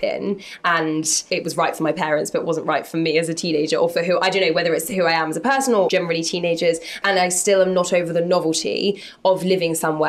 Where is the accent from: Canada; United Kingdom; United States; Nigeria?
United Kingdom; London; I grew up in North London, so I just wouldn't cross the river.